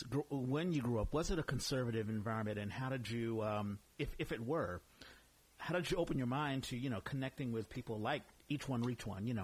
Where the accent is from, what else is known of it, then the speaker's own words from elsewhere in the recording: Washington, District of Columbia, United States; moved away; I'm from the East Coast.